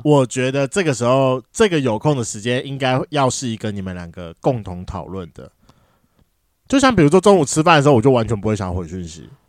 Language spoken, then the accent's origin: Chinese; Taiwan; accent: Taiwanese Mandarin (台湾国语); 我刚才是不是很台湾国语啊